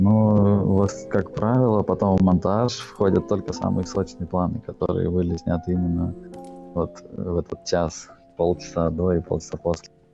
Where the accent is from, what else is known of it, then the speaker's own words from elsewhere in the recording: Saint Petersburg, Russia; я родился в Питере, и, ну, всю жизнь здесь прожил